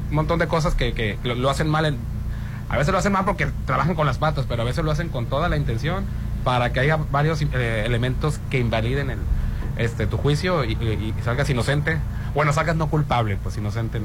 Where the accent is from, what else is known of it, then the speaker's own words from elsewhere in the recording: Mexico; representándonos a los mexicanos